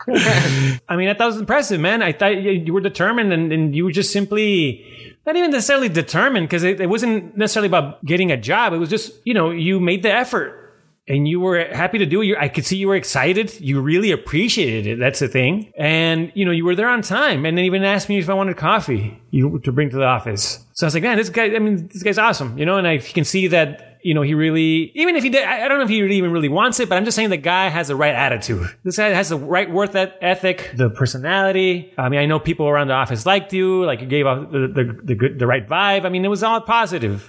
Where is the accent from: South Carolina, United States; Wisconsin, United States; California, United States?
California, United States; San Diego; moved away; I'm from San Diego and my family lives down there